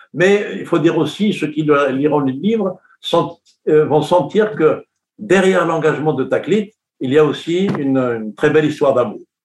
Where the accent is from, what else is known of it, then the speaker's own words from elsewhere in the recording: Kabylie, Algeria; moi, je suis de la Kabylie